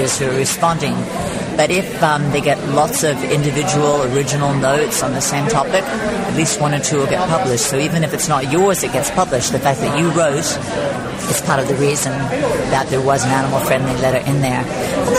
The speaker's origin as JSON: {"language": "English", "country": "Australia", "tie": "born or raised there", "moved": "as an adult", "lives_now": "United States", "said": "I grew up in Australia"}